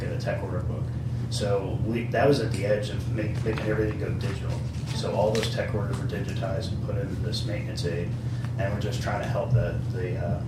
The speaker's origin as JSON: {"language": "English", "region": "Delaware", "country": "United States", "moved": "as an adult", "said": "I'm from Delaware"}